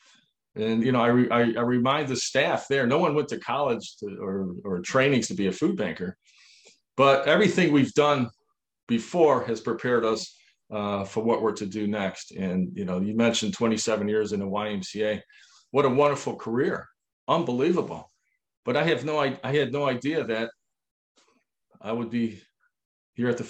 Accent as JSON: {"language": "English", "town": "Niagara Falls", "region": "New York", "country": "United States", "tie": "born or raised there", "said": "We grew up in Niagara Falls, New York"}